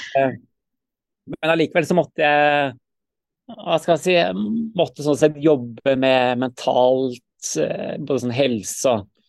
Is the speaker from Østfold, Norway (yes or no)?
no; Sandefjord, Vestfold, Norway; moved away as an adult; now in Stavanger, Norway; jeg er født i Sandefjord, da. Vestfold